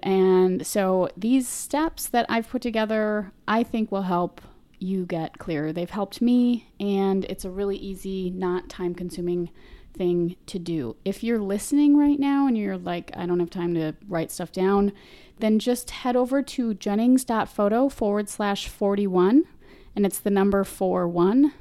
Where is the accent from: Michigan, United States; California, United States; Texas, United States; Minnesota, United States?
Minnesota, United States; I'm from Minnesota, so, you know, sometimes these accent things come out a little strange